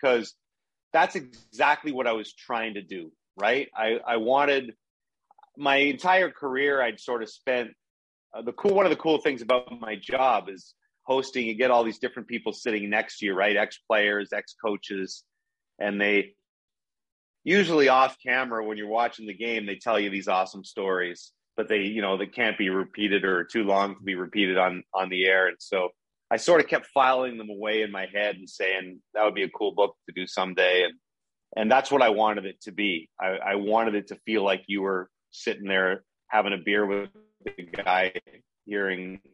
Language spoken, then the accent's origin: English; Ottawa, Ontario, Canada; moved away; I grew up in Ottawa